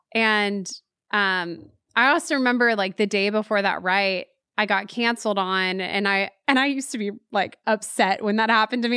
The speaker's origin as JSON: {"language": "English", "town": "Waco", "region": "Texas", "country": "United States", "tie": "born or raised there", "moved": "as an adult", "lives_now": "Nashville, United States"}